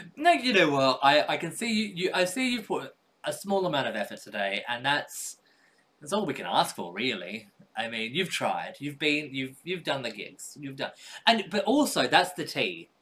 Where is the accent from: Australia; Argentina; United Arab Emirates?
Australia; I was born in Australia